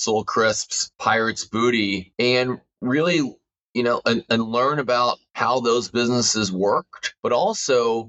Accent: Houston, Texas, United States; now in Northern California, United States; I grew up in Houston, Texas to immigrant parents.

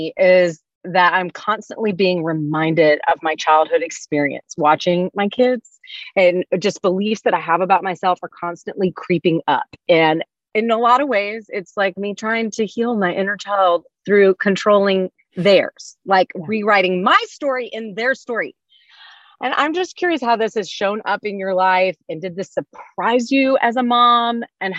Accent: Louisiana, United States; I'm from Louisiana.

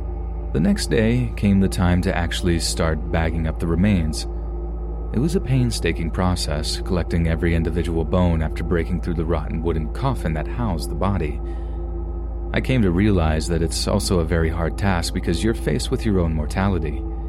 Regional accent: Hong Kong; You see, I'm from Hong Kong and I work at Pok Fu Lam Cemetery, one of the most overcrowded burial grounds in the entire world.

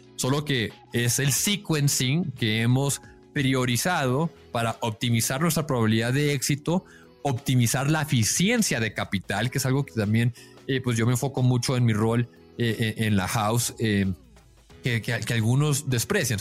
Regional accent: Mexico; yo pues yo soy mexicano

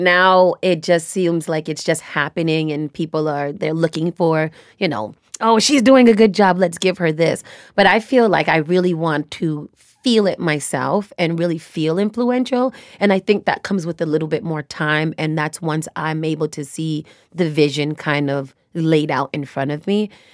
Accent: United States; I was born and raised here in America

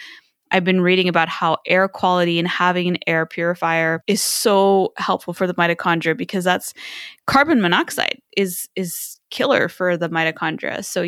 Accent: China; And it was really bad when I was growing up in China.

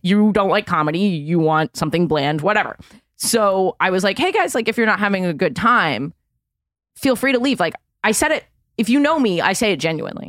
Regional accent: New York City, New York, United States; I'm from Manhattan

